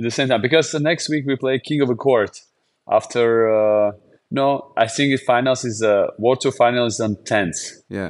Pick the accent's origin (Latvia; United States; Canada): Latvia; Jurmala; English is a second language; my hometown to Jurmala.